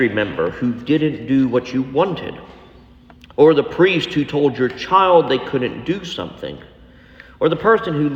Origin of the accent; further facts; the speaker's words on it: Texas, United States; because we're from Texas, y'all, or all y'all